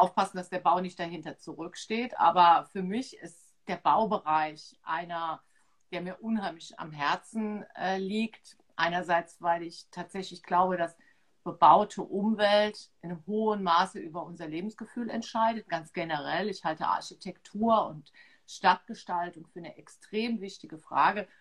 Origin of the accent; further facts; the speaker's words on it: Trier, Rhineland-Palatinate, Germany; moved away as an adult; now in Mainz, Germany; geboren bin ich halt in Trier, dort aufgewachsen